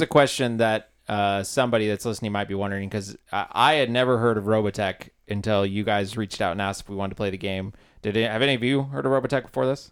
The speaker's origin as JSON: {"language": "English", "town": "Olympia", "region": "Washington", "country": "United States", "tie": "born or raised there", "moved": "as an adult", "said": "I'm originally from Olympia, Washington"}